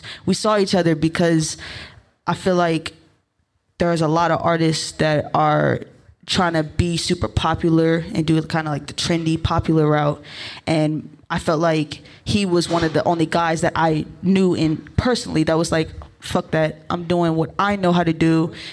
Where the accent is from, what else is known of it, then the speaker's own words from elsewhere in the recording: Maryland, United States; also born or lived in Ohio / Baltimore; I grew up in Maryland, very close to DC